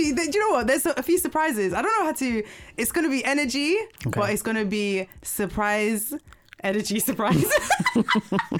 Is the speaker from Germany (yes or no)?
yes; Germany; also born or lived in East London / Bristol; now in London, United Kingdom; I grew up in Germany, born in Germany